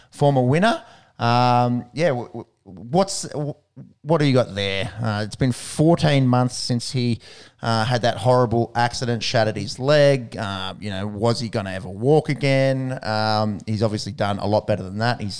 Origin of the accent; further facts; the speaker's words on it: Australia; Obviously, a big favourite mm. of ours as an Aussie